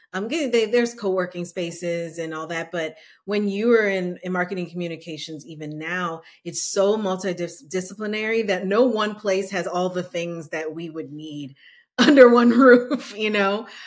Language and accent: English; New Orleans, Louisiana, United States; now in Austin, United States; I'm originally from New Orleans